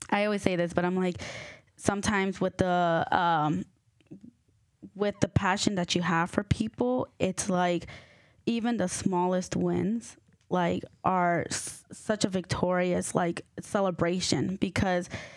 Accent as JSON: {"language": "English", "town": "Norcross", "region": "Georgia", "country": "United States", "tie": "born or raised there", "said": "I was born and raised in Georgia"}